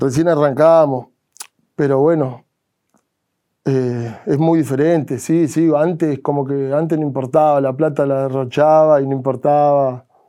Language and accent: Spanish; Cutral Có, Neuquén, Argentina; en mi pueblo, en Cutralco